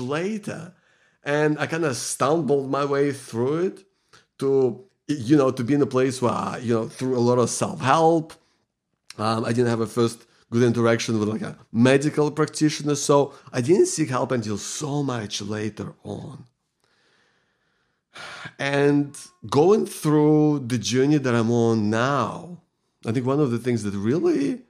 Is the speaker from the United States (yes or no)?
no; Ukraine; now in Melbourne, Australia; I live in Melbourne, Victoria. I grew up in Ukraine.